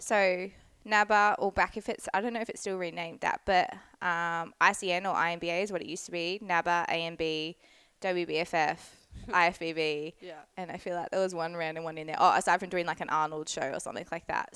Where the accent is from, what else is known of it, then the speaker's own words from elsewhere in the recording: Scarborough, Western Australia, Australia; now in New South Wales, Australia; my hometown. So in Scarb. So definitely my old stomping ground